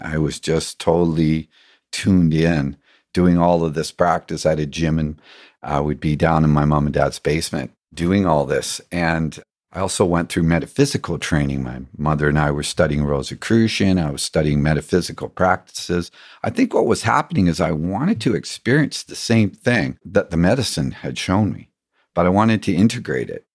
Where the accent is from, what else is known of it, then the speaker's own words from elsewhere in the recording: England, United Kingdom; growing up in England, there was a big pond